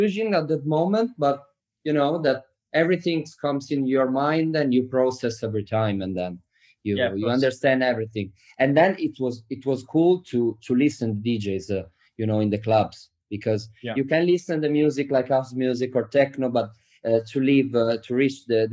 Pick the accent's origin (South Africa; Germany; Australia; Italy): Italy; Bologna, Emilia-Romagna; also born or lived in Cattolica; I'm from Bologna. But in the summer, I went to Riccione because I was born close to Riccione in Cattolica